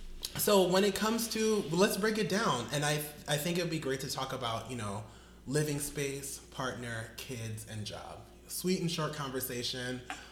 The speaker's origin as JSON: {"language": "English", "region": "New York", "country": "United States", "tie": "born or raised there", "moved": "yes", "lives_now": "Philadelphia, United States", "said": "I was born in New York"}